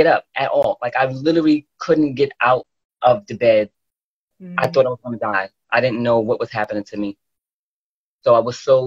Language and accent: English; New York City, New York, United States; I'm from Brooklyn, New York. Probably sound like it too